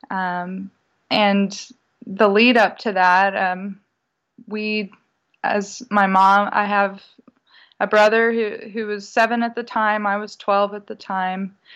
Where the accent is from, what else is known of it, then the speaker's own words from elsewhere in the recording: Houston, Texas, United States; also born or lived in California / England; Houston, Texas. I moved here when I was four, so I claim it as home. Um, all my family's from Texas, so it's this is where my roots are.